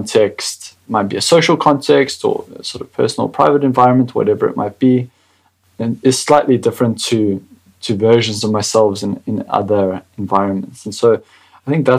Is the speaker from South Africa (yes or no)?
yes; South Africa; as a South African